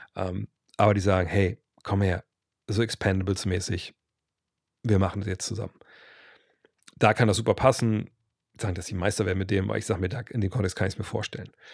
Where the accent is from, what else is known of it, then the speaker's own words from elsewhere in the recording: Germany; wir auch als, als Deutsche